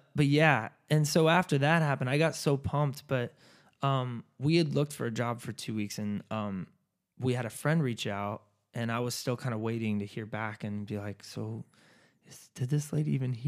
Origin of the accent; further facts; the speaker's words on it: California, United States; And what's funny is I'm from California.